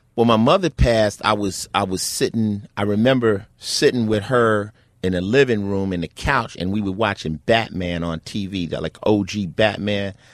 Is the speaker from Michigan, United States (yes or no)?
no; Newark, New Jersey, United States; moved away; also born or lived in Summit, New Jersey / Los Angeles; I was born in Newark, New Jersey